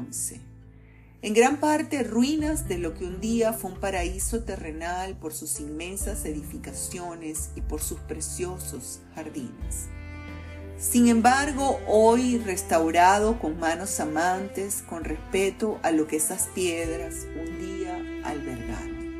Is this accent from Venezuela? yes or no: yes; Venezuela; Tenemos solo dos hijos, cada uno en un continente diferente, como tantos venezolanos.